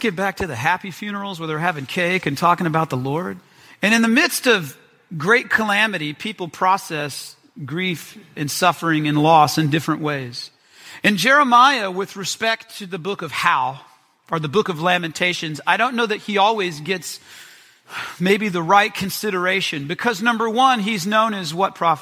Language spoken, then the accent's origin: English; Memphis, Tennessee, United States; I'm from Memphis